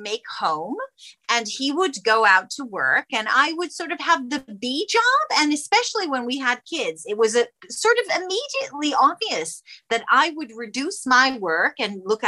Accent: Israel; moved away; I come from Israel originally

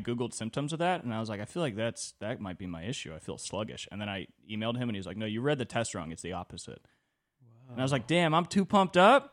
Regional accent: California, United States; twenty-four growing up in California in two thousand twenty-three

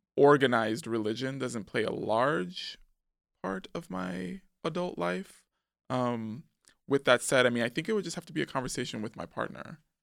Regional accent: New York City, New York, United States; also born or lived in Manhattan / Harlem; we moved back to the Bronx when I was, like, four going on five, and that's where I remained through my teen years.

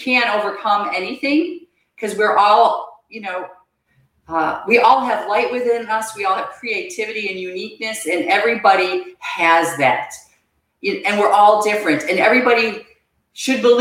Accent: Buffalo, New York, United States; moved away as an adult; I grew up outside of Buffalo, New York

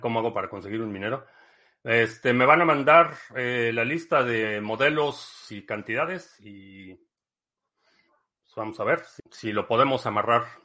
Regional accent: Mexico; crecí, crecí en México

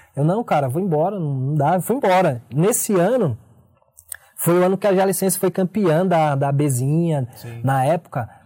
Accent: São Paulo, Brazil; Eu sou nascido e criado na Zona Sul de São Paulo.

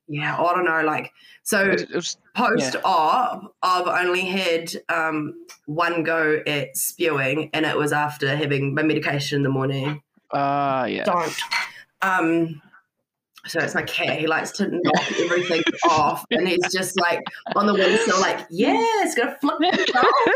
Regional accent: Scotland, United Kingdom; now in New Zealand; Yeah, so I'm from Scotland.

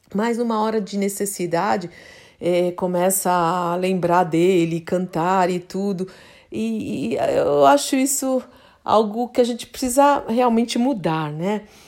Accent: Santos, São Paulo, Brazil; moved away; era minha minha terra lá.

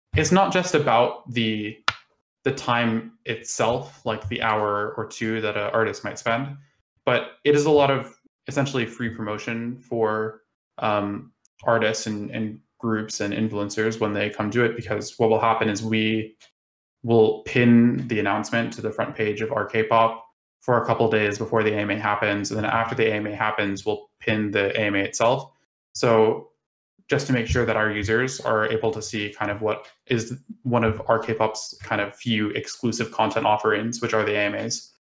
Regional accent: United States; now in United Kingdom; I live in the UK, but I am American

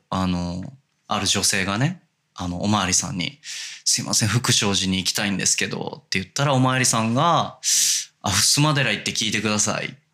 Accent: Hachioji, Tokyo, Japan; moved away as an adult; now in Kobe, Japan; 東京八王子市まあギリギリ八王子であの、多摩ニュータウンっていう、はい、まあ、多摩センターっていう駅があるんですけど、うんうんうん、そこからも徒歩圏内の団地で育ちました

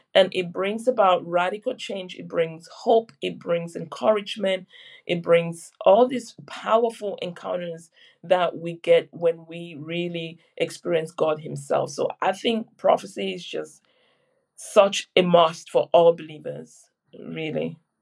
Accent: Cameroon; now in Surrey, United Kingdom; I was born in Cameroon

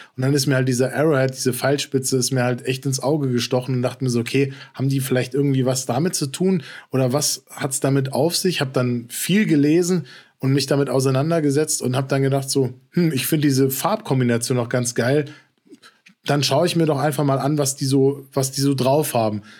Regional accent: Frankfurt, Hesse, Germany; als gebürtiger Frankfurter

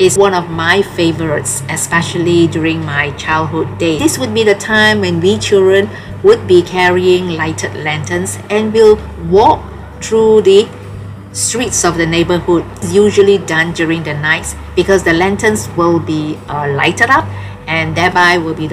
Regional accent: Malaysia; I'm a Malaysian of Chinese origin.

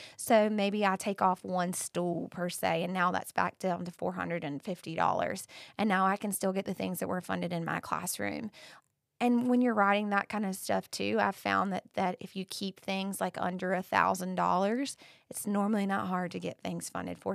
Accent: Bath, North Carolina, United States; I grew up in Bath

